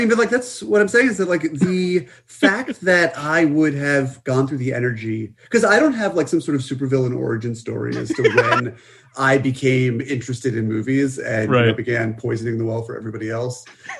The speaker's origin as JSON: {"language": "English", "town": "Greenwich", "region": "Connecticut", "country": "United States", "tie": "born or raised there", "said": "I found, you know, some way to get to the movie theater in Connecticut where I lived at the time before I had my license"}